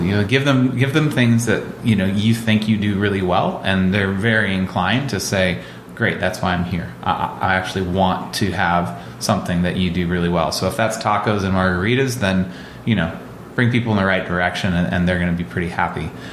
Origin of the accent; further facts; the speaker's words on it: Olympia, Washington, United States; I grew up in Olympia and, um, you know, 15, 20 miles outside of town